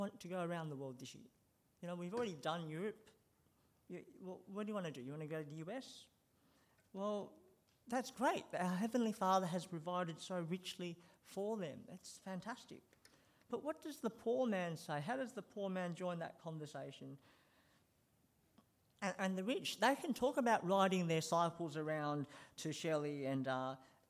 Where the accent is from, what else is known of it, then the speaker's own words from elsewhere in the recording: Sydney, New South Wales, Australia; when I was growing up in Sydney